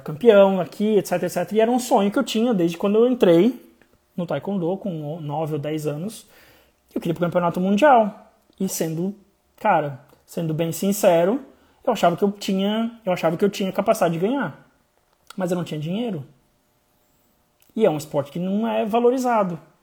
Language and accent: Portuguese; interior of Santa Catarina, Brazil; eu sou de Santa Catarina, interior de Santa Catarina